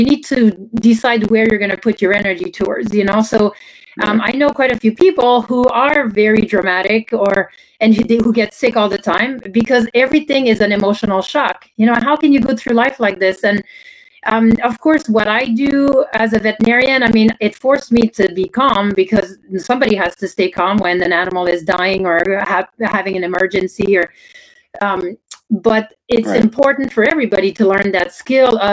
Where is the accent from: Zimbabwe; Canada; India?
Canada; first language French; English is a second language; moved away as an adult; now in United States; I grew up in Canada, I spoke French only